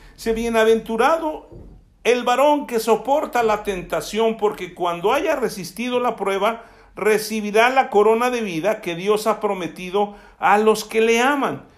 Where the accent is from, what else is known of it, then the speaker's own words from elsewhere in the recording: Alvarado, Veracruz, Mexico; el hecho de que yo sea de Alvarado, Veracruz, voy a seguir diciendo tanta majadería que dicen allá